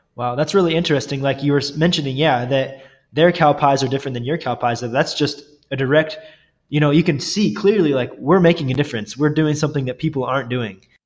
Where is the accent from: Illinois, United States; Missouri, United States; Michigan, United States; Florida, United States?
Missouri, United States; Northwest; I grew up in Northwest Missouri